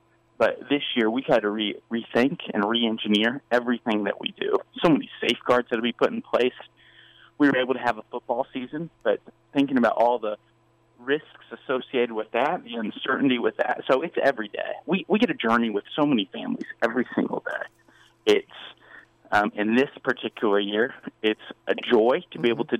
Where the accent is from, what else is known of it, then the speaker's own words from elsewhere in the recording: Liberal, Kansas, United States; now in Kansas City, United States; So I was from Southwest Kansas. Okay. Born in a town called Liberal. Grateful for my time there. My parents are both from rural Texas.